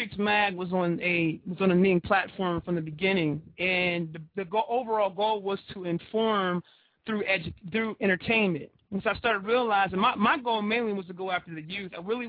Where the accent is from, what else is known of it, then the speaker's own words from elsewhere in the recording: Baltimore, Maryland, United States; moved away as an adult; now in Atlanta, United States; I relocated from Baltimore, Maryland. That's originally where I'm from.